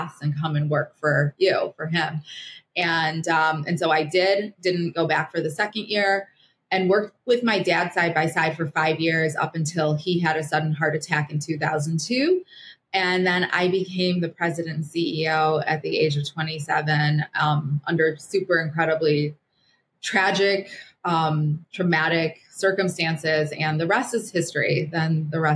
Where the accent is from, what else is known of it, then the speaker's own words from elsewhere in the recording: Chicago, Illinois, United States; also born or lived in Kyiv, Ukraine; I was born in Kiev. And when I was one, my dad basically said, "We are getting out of here." And So we left. We were in exile for 3 months in Rome. Then we landed in Chicago in 1976